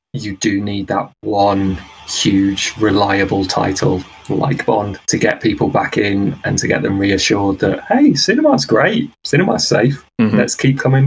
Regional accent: Isle of Wight, South East England, United Kingdom; I grew up on the Isle of Wight, so there was a one screen cinema about 15 minutes walk from

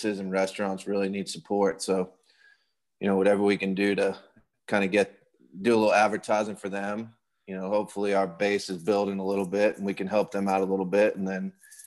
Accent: New York, United States; I'm from New York

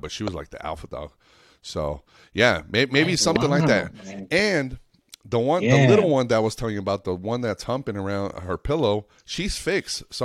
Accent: Reno, Nevada, United States; also born or lived in Lake Tahoe / Mexico; now in Las Vegas, United States; I've been out here about 10 years, and I grew up in Reno, Nevada.

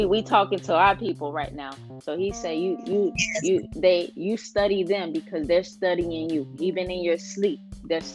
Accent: Broward County, Florida, United States; I'm from Broward

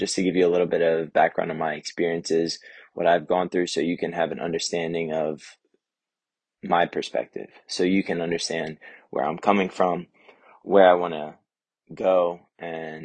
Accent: Lewes, Delaware, United States; I was born in Lewis, Delaware, at BB Hospital

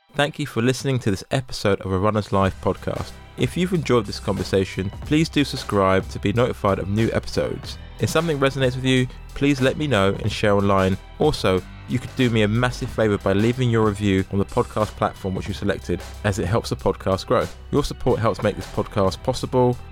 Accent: London, United Kingdom; as a Londoner

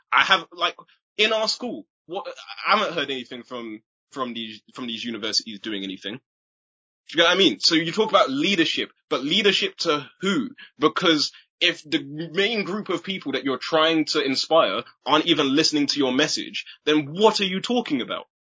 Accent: Chichester, South East England, United Kingdom; I was born in Chichester and both my parents are from Trinidad

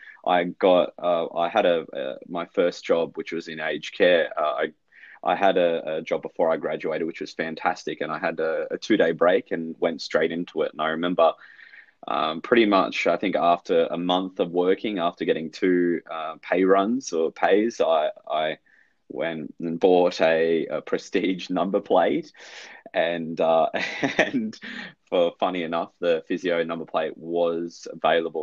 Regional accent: Melbourne, Victoria, Australia; moved away as an adult; now in Gold Coast, Australia; So I'm born in Melbourne. My dad's Sri Lankan. So our mum's Australian, so a bit of a half caste, but born in Melbourne and 1990 and moved up to the sunny Gold Coast in 2012

